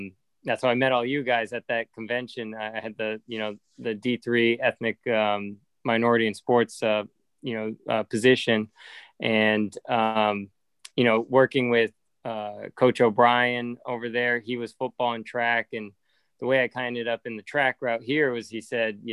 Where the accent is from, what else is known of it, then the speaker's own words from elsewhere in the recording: Palo Alto, California, United States; moved away as an adult; also born or lived in Massachusetts; I grew up in Palo Alto, California